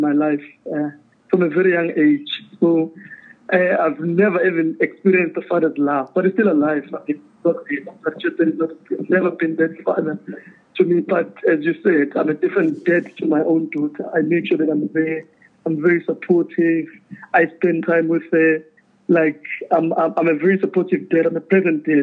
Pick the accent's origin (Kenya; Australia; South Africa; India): South Africa; Durban, KwaZulu-Natal; I grew up in KZN in Durban. I'm a Durban boy.